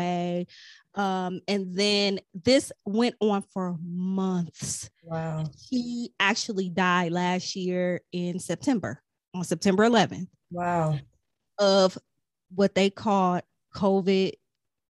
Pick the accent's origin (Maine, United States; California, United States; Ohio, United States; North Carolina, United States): Ohio, United States; I'm from Ohio.